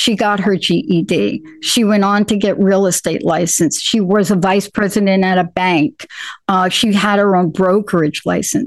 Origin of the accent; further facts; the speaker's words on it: New York, United States; I grew up in New York.